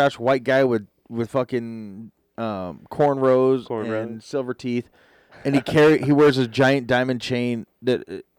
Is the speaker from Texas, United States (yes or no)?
no; Wendell, Idaho, United States; also born or lived in Jerome, Idaho; I grew up in Wendell and Jerome